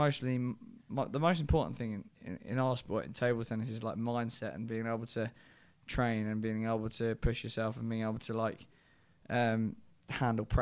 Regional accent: United Kingdom; my home country

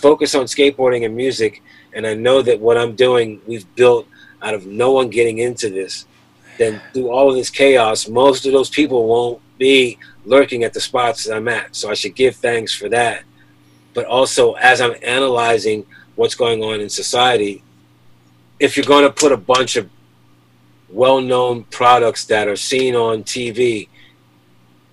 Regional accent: Philadelphia, Pennsylvania, United States; also born or lived in Delaware; As a kid growing up in Philly

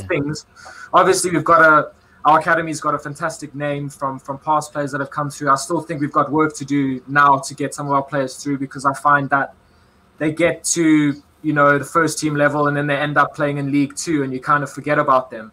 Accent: South Africa; moved away; in my home country

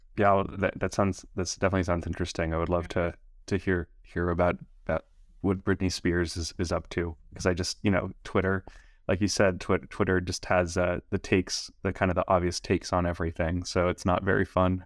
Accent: Los Angeles, California, United States; I was born and raised in Los Angeles

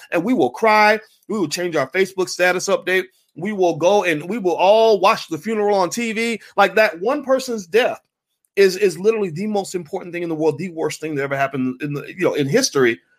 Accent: Kentucky, United States; moved away; I grew up in Kentucky

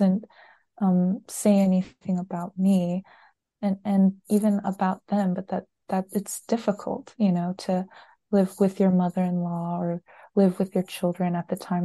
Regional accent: United States; I was born and raised here in the States

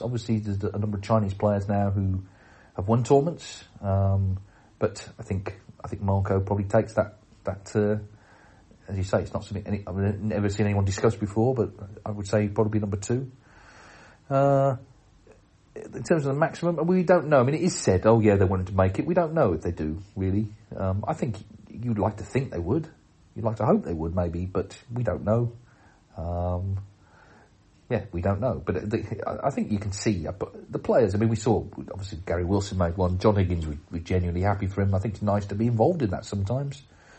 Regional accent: York, Yorkshire and the Humber, United Kingdom; I'm from York, and in 2012, I was in my local snooker club, The Castle, in York.

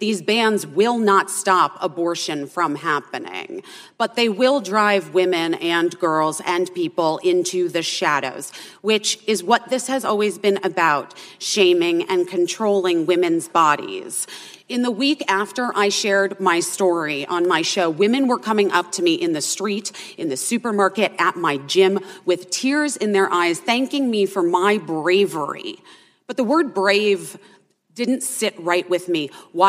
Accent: Arizona, United States; born or raised there

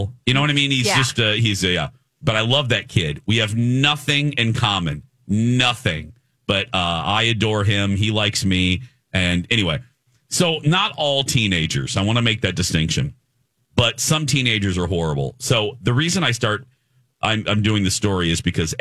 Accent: near Chicago, Illinois, United States; moved away; I grew up near Chicago

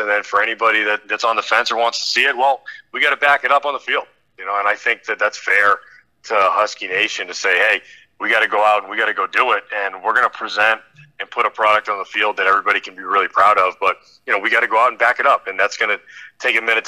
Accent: Massachusetts, United States; also born or lived in Maine; now in Connecticut, United States; I'm from Massachusetts.

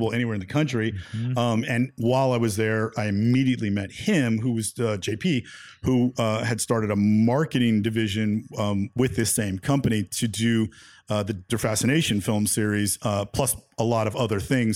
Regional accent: San Francisco, California, United States; growing up in San Francisco

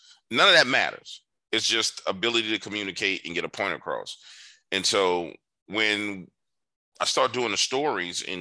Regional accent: New Orleans, Louisiana, United States; growing up in New Orleans

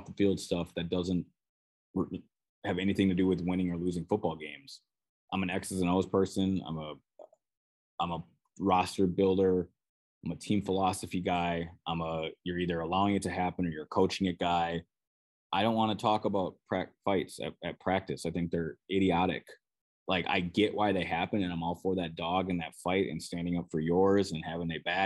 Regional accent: Minnesota, United States; accent: Minnesotan; probably hear my Minnesotan accent there

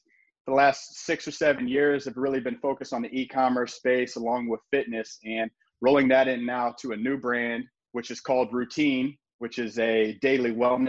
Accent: Indianapolis, Indiana, United States; moved away as an adult; now in Crown Point, Indiana, United States; I'm born and raised in Indiana.

